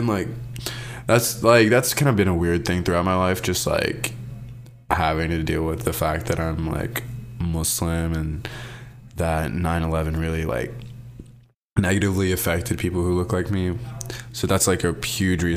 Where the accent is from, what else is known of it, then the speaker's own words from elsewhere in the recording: Kentucky, United States; also born or lived in Colombo, Sri Lanka / Brooklyn, New York / Arizona; then we moved to Kentucky in 2004